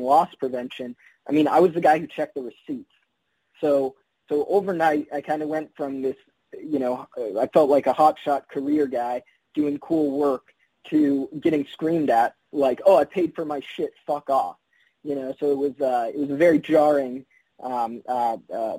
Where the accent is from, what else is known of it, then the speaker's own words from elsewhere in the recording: Windsor, California, United States; I'm from Windsor, California, which is about, let's say, 15 minutes north of Santa Rosa. But like until I was 20, it wasn't even on a map